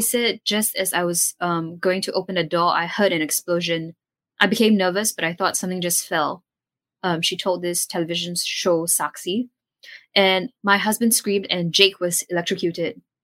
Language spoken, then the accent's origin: English; Singapore; as Singaporean